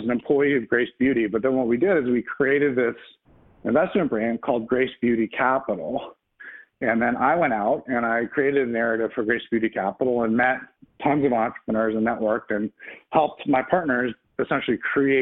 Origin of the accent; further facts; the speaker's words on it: Connecticut, United States; moved away as an adult; also born or lived in San Francisco; now in New York, United States; I grew up in Connecticut